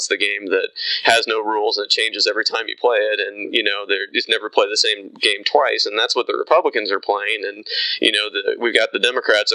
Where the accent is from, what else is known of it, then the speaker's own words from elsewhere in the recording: Midwest, United States; I grew up in the Midwest